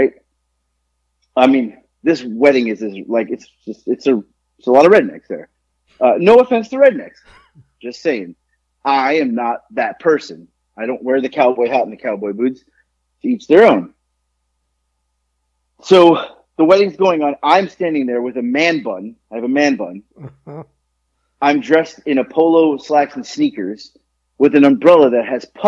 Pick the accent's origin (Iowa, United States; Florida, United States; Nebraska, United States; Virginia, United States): Florida, United States; Boca Raton; moved away; I grew up in Boca